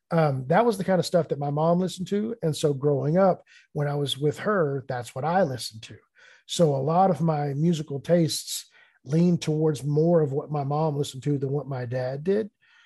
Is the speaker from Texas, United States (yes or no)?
yes; Lake Dallas, Texas, United States; So I grew up just north of the Dallas area, up near Denton. There's a little town called Lake Dallas.